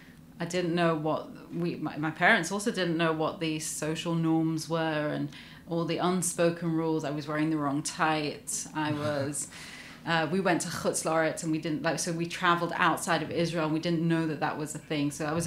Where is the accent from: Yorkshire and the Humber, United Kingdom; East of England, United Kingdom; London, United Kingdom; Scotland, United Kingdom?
Scotland, United Kingdom; Glasgow; born there; I was born in Glasgow.